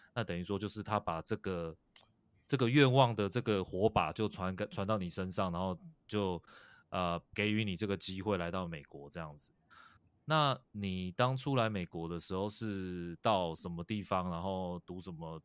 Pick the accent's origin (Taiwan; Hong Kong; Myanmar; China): Taiwan; now in United States; 我自己呢，是在台湾长大嘛，然后现在在美国生活